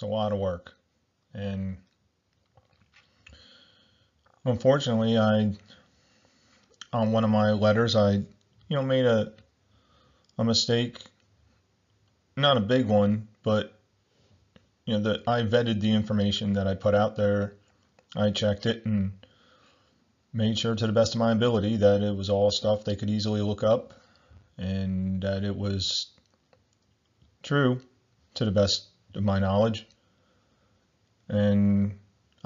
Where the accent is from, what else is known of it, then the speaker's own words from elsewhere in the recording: United States; I'm from the United States